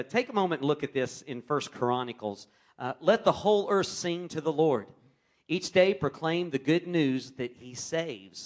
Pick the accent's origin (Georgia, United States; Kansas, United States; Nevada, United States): Kansas, United States; Wichita; I grew up in Wichita, Kansas, in a loving Christian home.